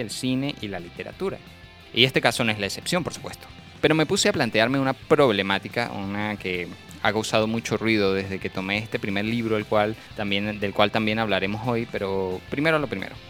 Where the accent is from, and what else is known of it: Venezuela